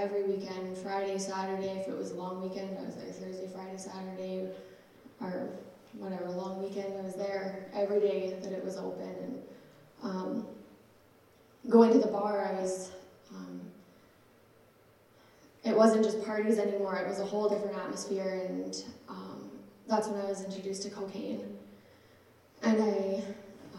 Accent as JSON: {"language": "English", "town": "Regina", "region": "Saskatchewan", "country": "Canada", "tie": "born or raised there", "said": "I was born and raised in Regina."}